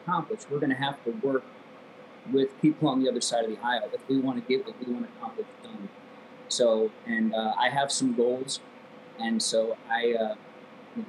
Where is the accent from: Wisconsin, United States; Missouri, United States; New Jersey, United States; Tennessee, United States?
Missouri, United States; Affton; moved away as an adult; also born or lived in California; I grew up in Afton